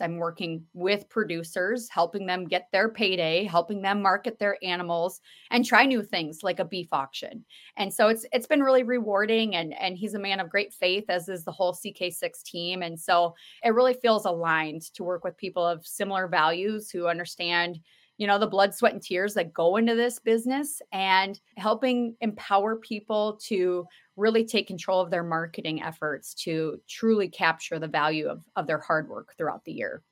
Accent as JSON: {"language": "English", "town": "Mitchell", "country": "United States", "tie": "born or raised there", "said": "our weekend snack pack program in Mitchell, my hometown"}